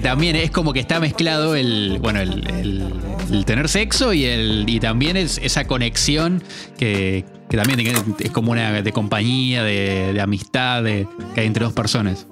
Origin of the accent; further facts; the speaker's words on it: Argentina